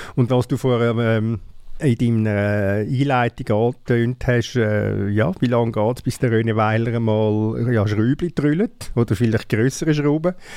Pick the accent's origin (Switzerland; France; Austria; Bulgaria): Switzerland; sind wir Schweizer